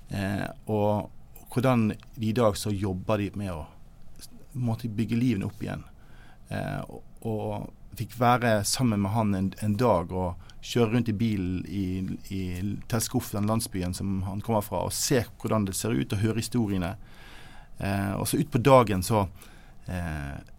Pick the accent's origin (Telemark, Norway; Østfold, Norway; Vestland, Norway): Vestland, Norway; Bergen; jeg er en glad gutt fra Arna, rett øst for Bergen